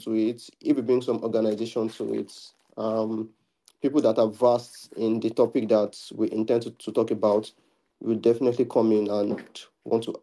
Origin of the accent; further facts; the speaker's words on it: Nigeria; I'm from Nigeria